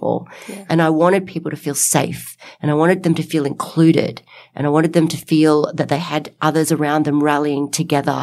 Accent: Nelson Bay, New South Wales, Australia; from Nelson Bay. Hi, I'm 14 years old

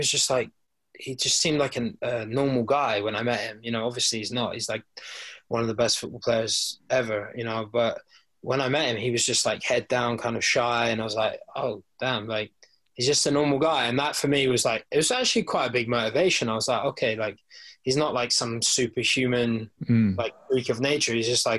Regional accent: South West England, United Kingdom; I guess growing up in Cornwall as well, like we don't really get starstruck, I think, people from Cornwall so much.

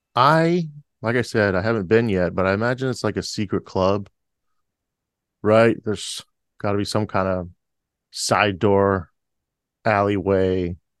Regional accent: United States; a lifelong American

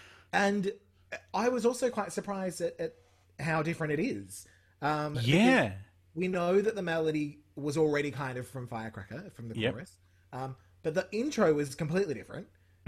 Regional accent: Victoria, Australia; I am a white man from Victoria. Yes. I'm not from America.

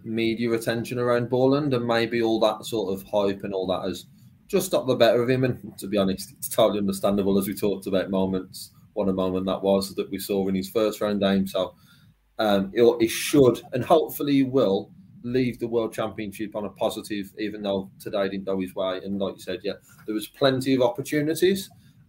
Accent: Walsall, West Midlands, United Kingdom; I'm from Walsall

